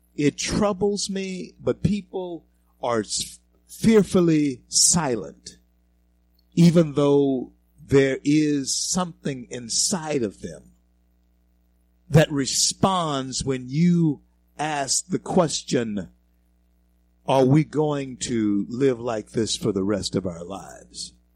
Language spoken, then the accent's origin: English; Louisiana, United States; now in Denver, United States; Louisiana, my home state, our, our state